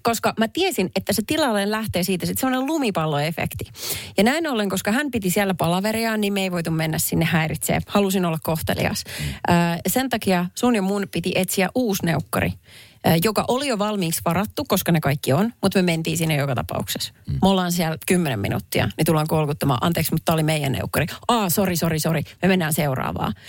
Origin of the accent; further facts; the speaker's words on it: Perniö, Southwest Finland, Finland; moved away; sieltä, mistä minä olen kotoisin kylä, jossa asuu ehkä 5000 ihmistä.